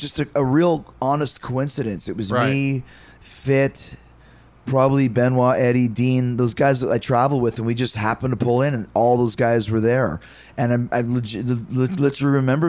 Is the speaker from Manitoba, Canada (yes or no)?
yes; Winnipeg, Manitoba, Canada; I grew up in Winnipeg